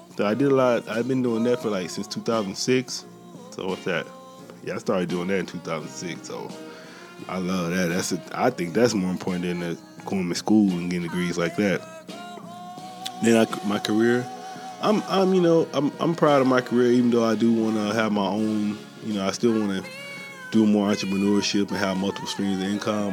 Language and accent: English; Columbus, Mississippi, United States; moved away as an adult; also born or lived in San Diego, California; now in Oceanside, United States; He from the same hometown as me. I'm from Columbus, Mississippi. But I've been in San Diego like this past 10 years